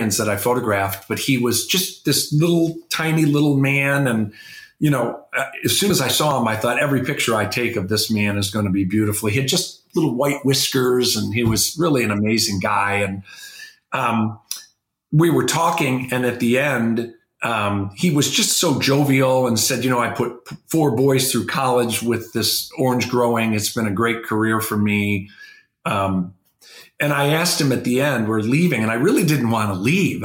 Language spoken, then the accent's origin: English; Midwest, United States; I grew up in the Midwest